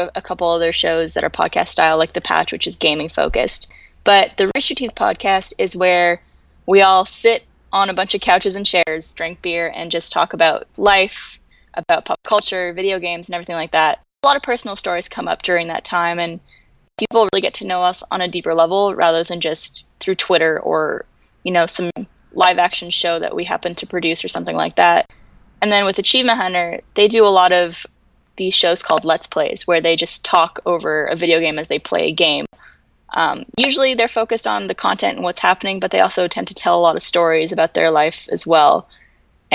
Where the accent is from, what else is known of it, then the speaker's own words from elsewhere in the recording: Canada; moved away; I was from Canada